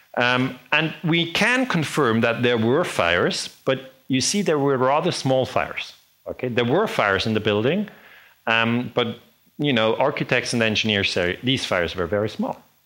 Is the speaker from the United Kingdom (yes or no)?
no; Switzerland; I'm from Switzerland